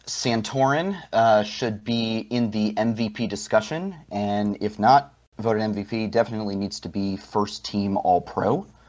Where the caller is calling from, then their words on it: Arlington, Virginia, United States; Calling from Arlington, Virginia, right outside Washington, D.C.